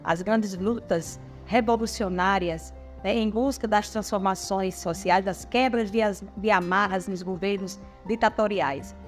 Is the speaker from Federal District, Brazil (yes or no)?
no; Caicó, Rio Grande do Norte, Brazil; sou de Caicó, Rio Grande do Norte, então sou catingueira do Seridó